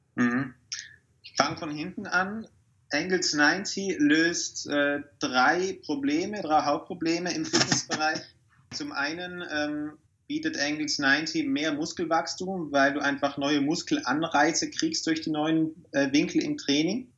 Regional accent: South Tyrol, Trentino-Alto Adige, Italy; Typisch als Südtiroler hier in den Bergen

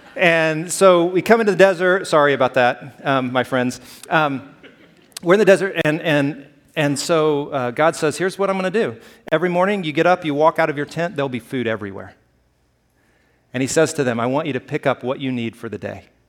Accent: Alabama, United States; moved away; I grew up in Alabama

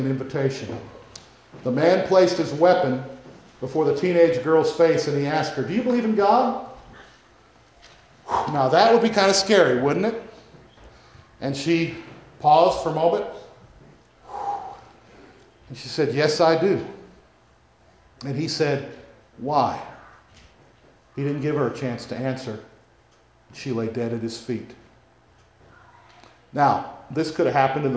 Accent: United States; We, as American Christians

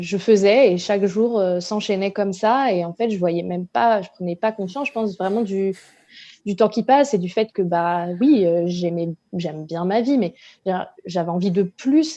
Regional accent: La Rochelle, Nouvelle-Aquitaine, France; moved away as an adult; now in Paris, France; Je suis originaire de La Rochelle et j'habite à Paris depuis bientôt 5 ans

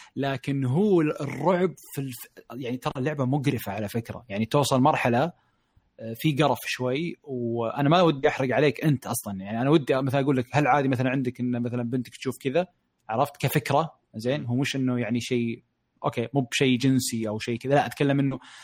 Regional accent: Saudi Arabia; عندنا بالشرقيه او بالرياض

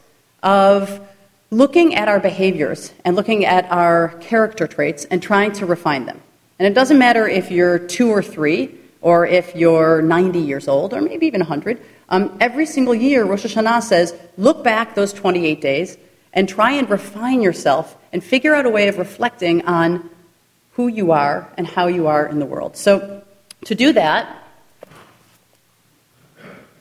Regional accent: Glencoe, Illinois, United States; also born or lived in Jerusalem; I grew up in the Reform community in Chicago

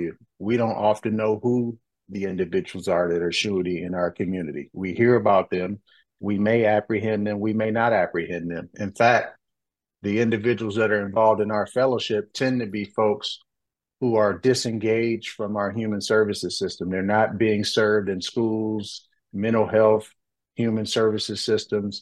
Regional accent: Detroit, Michigan, United States; I came from Detroit, Michigan in 1991. I grew up in that city

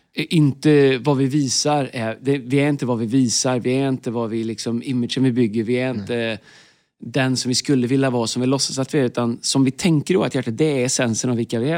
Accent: Tidaholm, Västra Götaland, Sweden; jag växte upp i Tidaholm

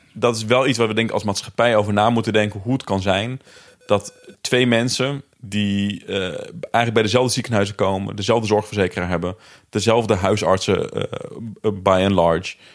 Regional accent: Netherlands; Ik ben zelf opgegroeid in Bijum achterstandswijk.

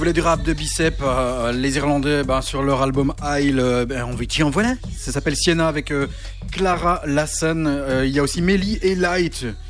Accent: Charleroi, Wallonia, Belgium; je viens de Charleroi comme vous deux

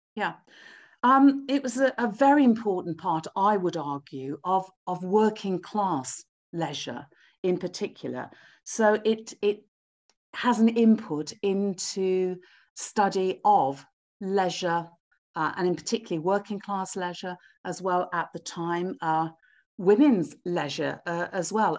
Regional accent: Wolverhampton, West Midlands, United Kingdom; now in Cambridge, United Kingdom; I was born in Wolverhampton. I live in Cambridge now, but I was born in Wolverhampton. Uh, so growing up in the Midlands, going to school

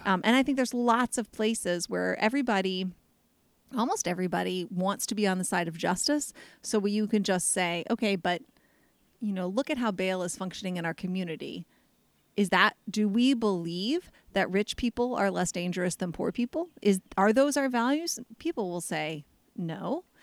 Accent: United States

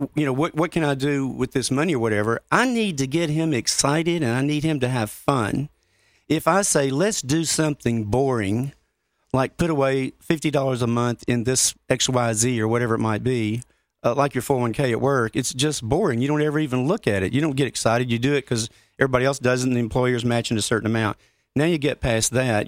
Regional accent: Grand Junction, Colorado, United States; my hometown of Grand Junction

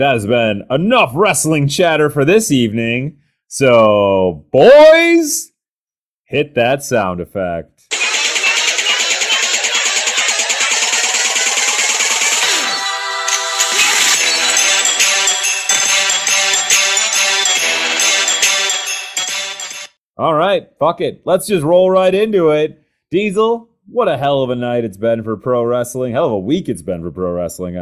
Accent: United States; I'm an American

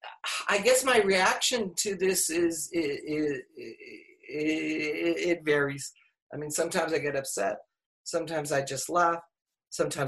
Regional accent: Laredo, Texas, United States; moved away; growing up in Laredo

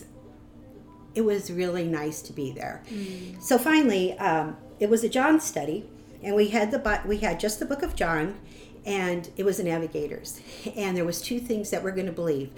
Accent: Omaha, Nebraska, United States; I'm from Omaha. And I grew up, I'm the oldest

